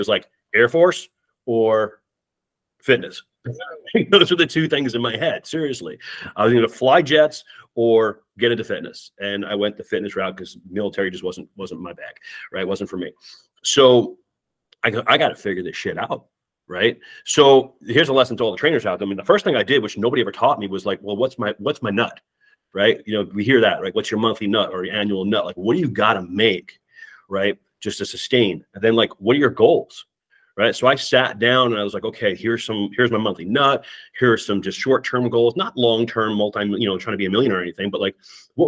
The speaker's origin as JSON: {"language": "English", "area": "Long Island", "region": "New York", "country": "United States", "also_born_or_lived": "Connecticut / Northern Virginia", "moved": "as an adult", "lives_now": "Minnesota, United States", "said": "I'm actually from Long Island, New York"}